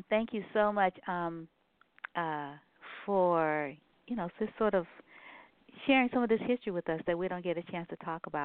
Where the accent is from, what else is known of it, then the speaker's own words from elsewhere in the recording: Ghana; I think um, I'm Ghanaian referencing the uh